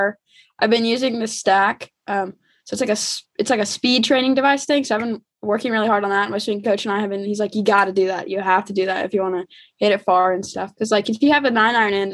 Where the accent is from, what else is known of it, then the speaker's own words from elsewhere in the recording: Shelbyville, Kentucky, United States; Shelbyville, my hometown, grew up, lived there for basically all my life, kind of like right outside of Louisville